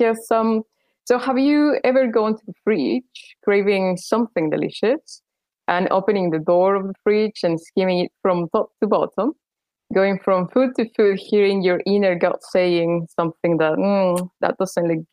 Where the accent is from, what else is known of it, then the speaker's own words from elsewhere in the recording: Mexico City, Mexico; moved away as an adult; also born or lived in Leeds, United Kingdom; now in United Kingdom; I'm from Mexico City